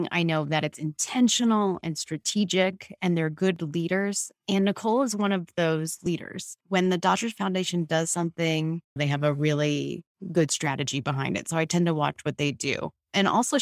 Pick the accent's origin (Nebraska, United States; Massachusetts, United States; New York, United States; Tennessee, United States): Massachusetts, United States; Boston; my hometown team, the Red Sox